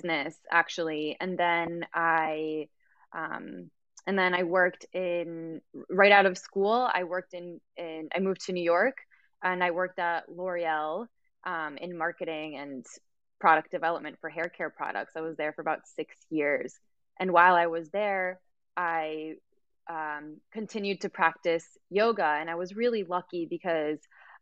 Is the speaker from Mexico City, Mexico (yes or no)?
yes; Mexico City, Mexico; also born or lived in United States; I was born in Mexico, but we always spoke in Spanish at home. It was really, it was more of the culture shock, even though I grew up in a Mexican household. It's very different when you're actually living in Mexico